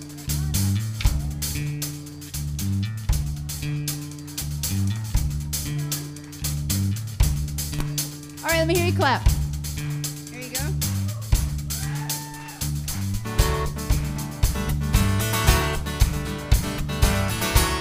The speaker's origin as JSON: {"language": "English", "town": "Nashville", "region": "Tennessee", "country": "United States", "said": "I'm from Nashville"}